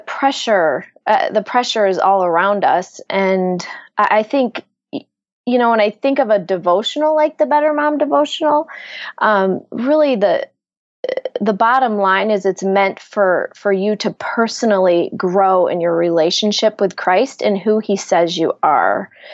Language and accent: English; Ann Arbor, Michigan, United States; I am from Michigan, right outside of Ann Arbor, Michigan.